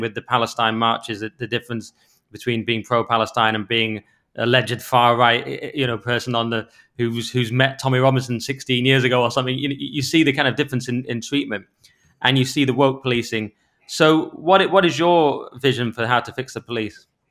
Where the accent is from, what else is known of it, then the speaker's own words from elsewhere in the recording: Cumbria, North West England, United Kingdom; I'm from Cumbria.